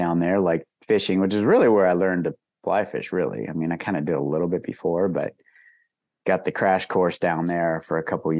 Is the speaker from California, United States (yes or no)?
yes; Mount Shasta, California, United States; I grew up in Mount Shasta